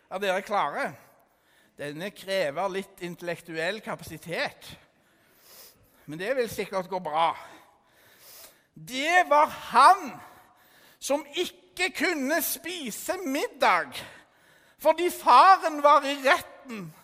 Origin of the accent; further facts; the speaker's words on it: Stavanger, Rogaland, Norway; Jeg er fra Stavanger. Jeg er 15 år, tro det eller ei.